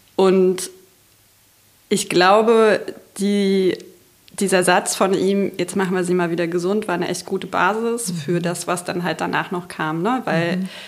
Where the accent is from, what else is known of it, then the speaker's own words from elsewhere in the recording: Magdeburg, Saxony-Anhalt, Germany; ich komme aus Magdeburg